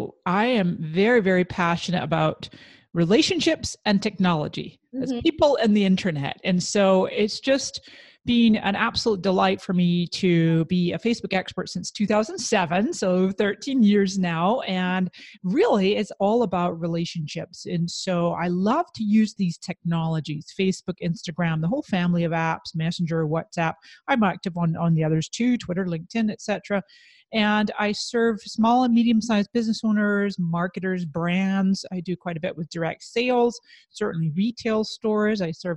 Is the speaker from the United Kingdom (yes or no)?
yes; Scotland, United Kingdom; moved away as an adult; now in San Diego, United States; And then when I immigrated from Scotland to San Diego, California in 1999, I became an entrepreneur.